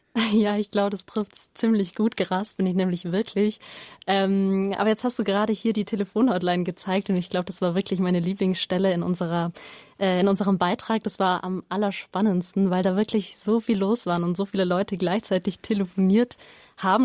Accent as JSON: {"language": "German", "town": "Oberstdorf", "region": "Bavaria", "country": "Germany", "said": "ich komme aus Oberstdorf"}